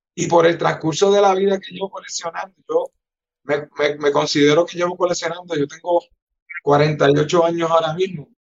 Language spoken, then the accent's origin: Spanish; Ponce, Puerto Rico; yo soy de los Caobos, de Ponce en los Caobos